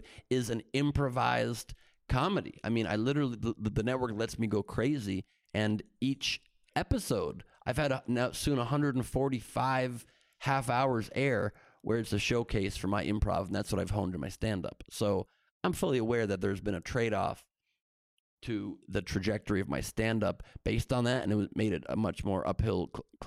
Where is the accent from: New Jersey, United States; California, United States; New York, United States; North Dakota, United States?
California, United States; Beverly Hills; also born or lived in Los Angeles; I was born in L.A. I'm one of the few L.A. natives in this entertainment business that's from here and stayed here, and I moved. My parents got a house in Beverly Hills when I was 5 years old